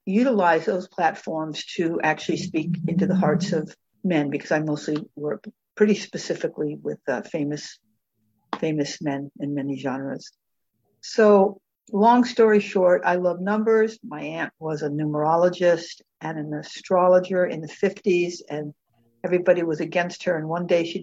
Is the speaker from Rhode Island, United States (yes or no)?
no; Tucson, Arizona, United States; I was born and raised in Tucson, Arizona